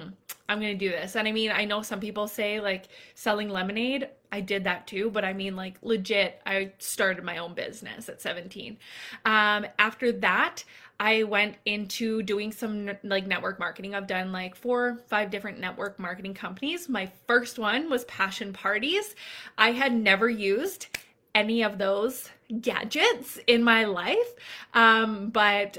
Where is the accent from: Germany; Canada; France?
Canada; I'm Canadian